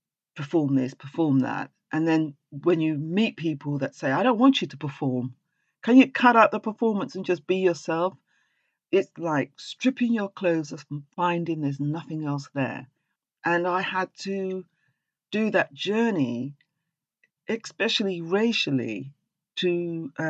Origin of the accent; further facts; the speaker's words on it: England, United Kingdom; accent: English; there's plenty of us as black people speak with an English accent because we're English